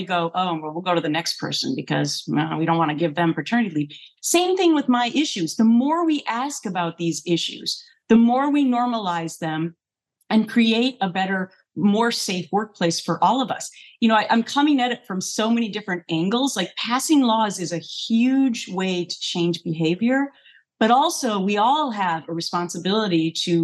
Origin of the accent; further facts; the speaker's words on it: Minnesota, United States; moved away; I grew up in Minnesota